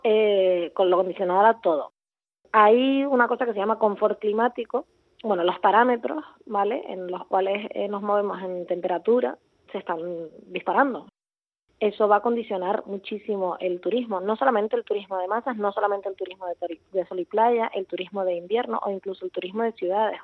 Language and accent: Spanish; Puerto de la Cruz, Canary Islands, Spain; moved away as an adult; also born or lived in Barcelona / Berlin; soy eh, canaria, concretamente de Tenerife, donde eh, crecí y donde vivo ahora.